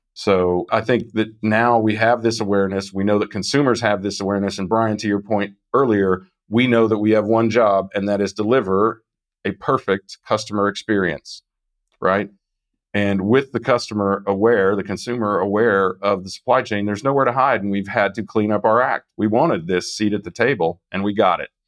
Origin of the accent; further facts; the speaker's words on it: Kansas, United States; I'm from Kansas